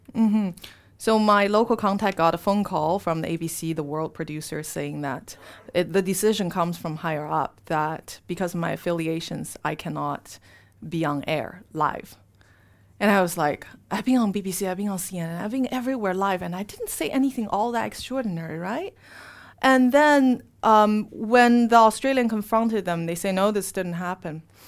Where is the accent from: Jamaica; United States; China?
China; moved away; I was raised in Chinese com, um, elite communist family, because my father was a communist member, and my mother, uh, she was a professor in China